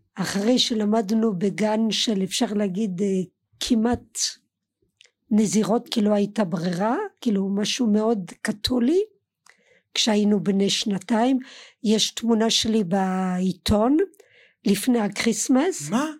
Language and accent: Hebrew; Colmar, Grand Est, France; Hebrew is a second language; moved away as an adult; now in Israel; גדלתי עד שעליתי לארץ גדלתי בקולמר